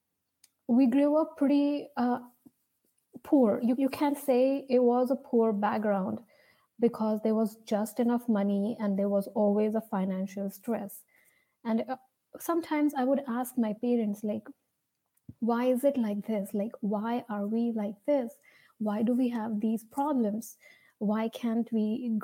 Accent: India; As you can see from my name and my accent, probably you can see I'm from India.

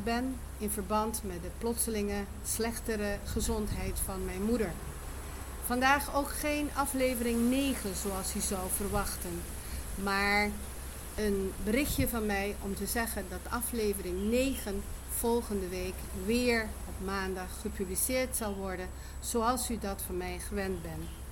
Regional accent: Aruba; moved away; het Papiamento, de taal van het eiland Aruba, waar ik ben geboren en getogen

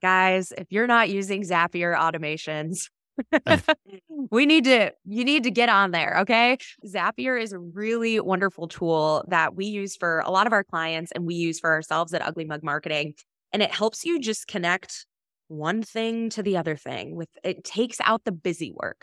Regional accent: Michigan, United States; I grew up in Michigan

